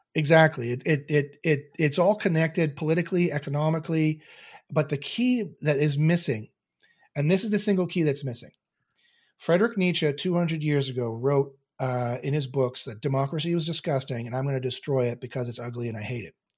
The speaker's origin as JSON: {"language": "English", "country": "Canada", "said": "I'm Canadian"}